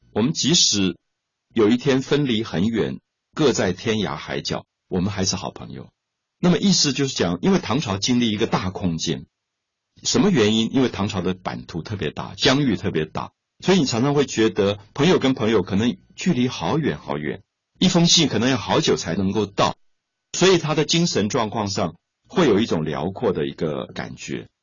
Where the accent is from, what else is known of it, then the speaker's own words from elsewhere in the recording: Taiwan; 我来自台湾